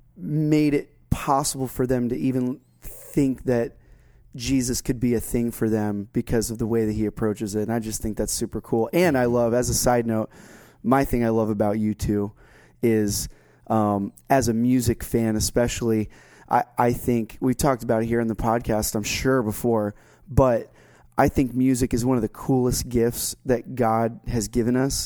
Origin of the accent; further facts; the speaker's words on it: Florida, United States; now in North Carolina, United States; my home state of Florida